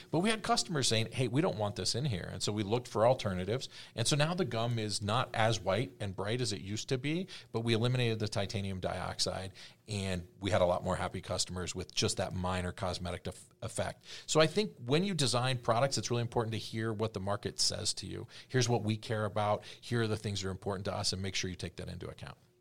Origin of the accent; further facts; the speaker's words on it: East Coast, United States; I grew up on the East Coast and I'm so West Coast